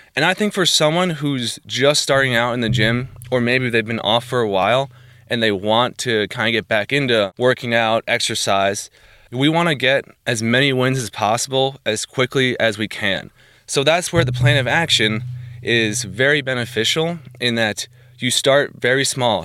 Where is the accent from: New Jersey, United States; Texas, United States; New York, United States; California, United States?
New Jersey, United States; moved away as an adult; now in Bourbonnais, United States; I am originally from New Jersey. I grew up there basically all my life